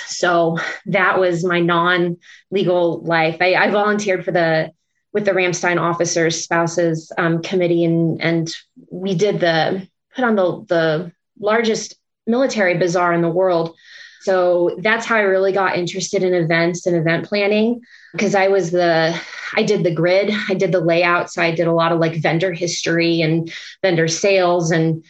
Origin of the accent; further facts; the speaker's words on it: Peoria, Illinois, United States; moved away as an adult; also born or lived in Des Moines, Iowa / Las Vegas, Nevada; now in Pennsylvania, United States; I grew up in the Midwest. I didn't grow up in Pennsylvania. So I'm from Illinois, Peoria, like kind of in the middle.